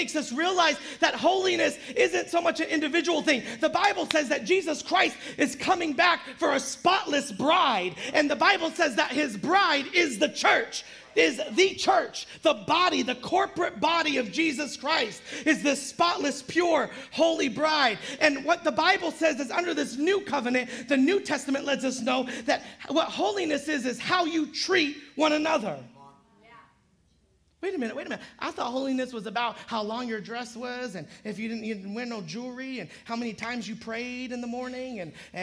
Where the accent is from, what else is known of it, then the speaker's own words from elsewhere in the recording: Modesto, California, United States; now in San Jose, United States; especially living in San Jose. It takes forever to do anything in San Jose. I'm from Modesto